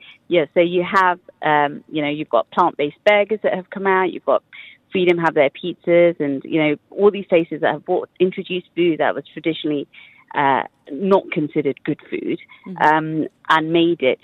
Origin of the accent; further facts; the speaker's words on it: England, United Kingdom; moved away as an adult; now in United Arab Emirates; our families have been involved in the food industry and back home in England.